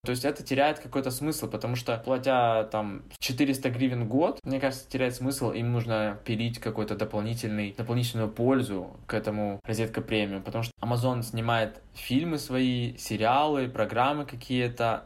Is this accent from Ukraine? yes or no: yes; Ukraine; я из Украины